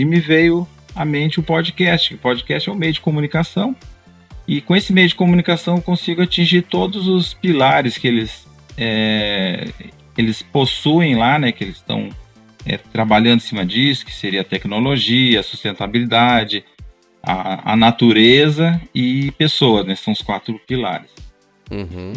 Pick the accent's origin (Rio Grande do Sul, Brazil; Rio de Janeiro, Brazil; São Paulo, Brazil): Rio Grande do Sul, Brazil; Pelotas; now in Maringá, Brazil; eu sou, eu sou gaúcho, eu sou, eu sou natural de Pelotas, Rio Grande do Sul